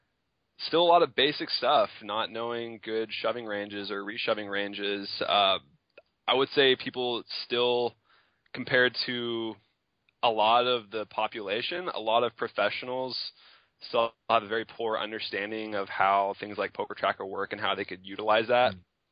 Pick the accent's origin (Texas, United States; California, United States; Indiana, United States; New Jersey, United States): Texas, United States; Tyler; I am from Tyler, Texas, East Texas area.